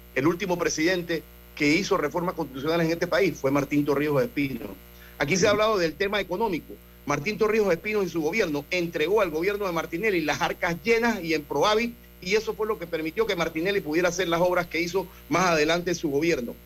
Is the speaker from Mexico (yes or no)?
no; Panama; nosotros como panameños debemos estar orgullosos de nuestro país